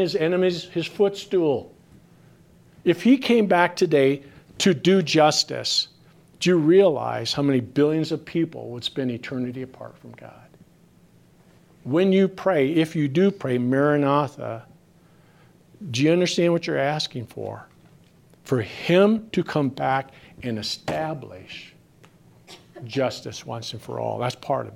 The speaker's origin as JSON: {"language": "English", "region": "Minnesota", "country": "United States", "said": "I come from Minnesota"}